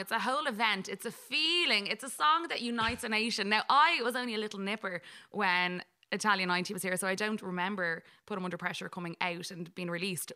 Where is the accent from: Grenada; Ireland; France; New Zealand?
Ireland; we're a nation. You know, we're a nation of messers